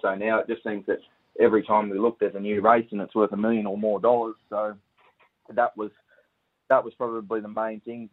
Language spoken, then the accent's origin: English; Camden, New South Wales, Australia; Camden, Camden in New South Wales, and yeah, so we just grew up around Menangle Park, really.